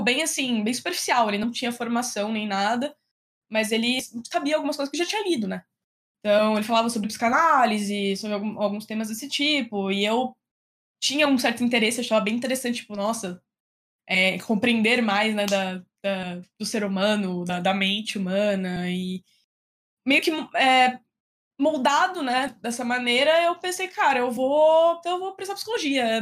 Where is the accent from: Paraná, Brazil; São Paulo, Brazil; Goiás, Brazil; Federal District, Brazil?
São Paulo, Brazil; interior of; also born or lived in Piracicaba / Bauru; eu sou do interior de São Paulo, né? Então, eu morava no interior, nasci no interior.